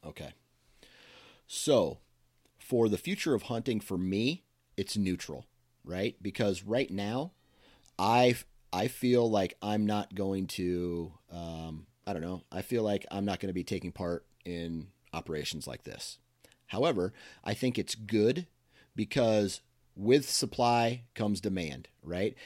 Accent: Iowa, United States; I was born and raised in Iowa

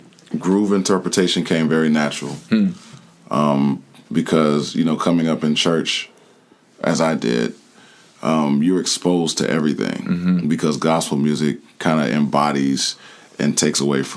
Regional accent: Jacksonville, Florida, United States; also born or lived in Cleveland; now in Atlanta, United States; I came from Jacksonville, Florida. Jacksonville, Florida. Yeah, Duval County, as they say.

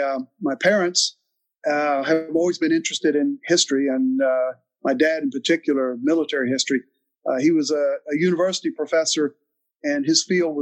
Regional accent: North Carolina, United States; growing up in North Carolina

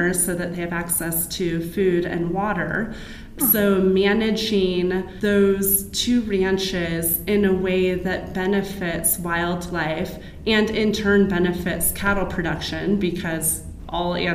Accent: California, United States; now in Arizona, United States; my home state of California

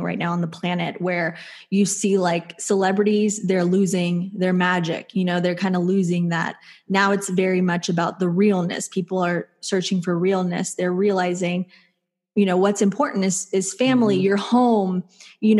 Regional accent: Texas, United States; I grew up in Texas

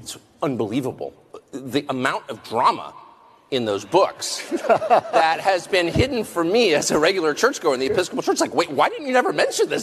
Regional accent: United States; I'm American

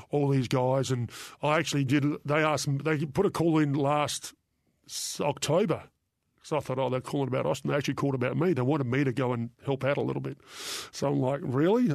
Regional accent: Australia; I'm Australian

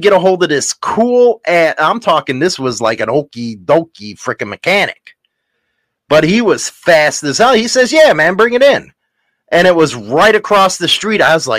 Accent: Chicago, Illinois, United States; I'm from Chicago.

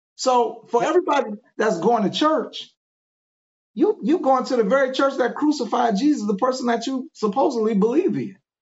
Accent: Cleveland, Ohio, United States; moved away as an adult; now in Memphis, United States; I'm actually from Cleveland, Ohio. I just been down here in Memphis maybe about five years. Uh, but born and raised in Cleveland, Ohio.

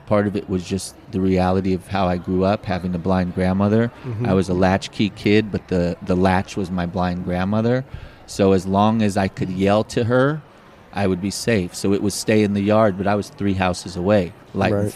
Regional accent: Los Angeles, California, United States; I grew up in Los Angeles in Pasadena area and Silver Lake area

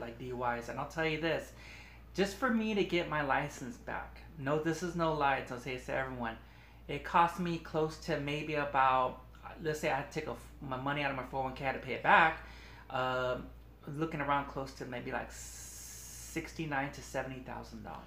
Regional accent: Long Beach, California, United States; also born or lived in Wilmington, California; I was born in Long Beach, um, but I used to live in Wilmington

